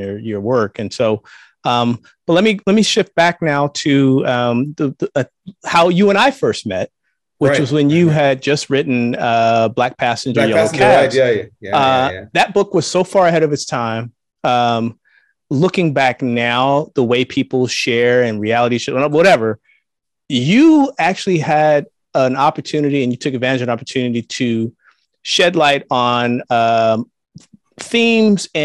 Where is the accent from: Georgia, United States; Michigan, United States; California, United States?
California, United States; Northern; African-American male growing up in Northern California